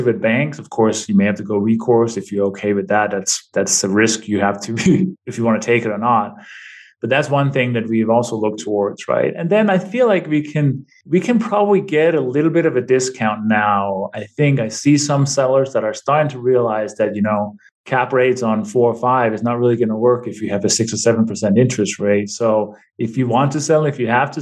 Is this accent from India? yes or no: no; Denmark; now in New Mexico, United States; I'm originally from Denmark. I've been in this country for 26 years now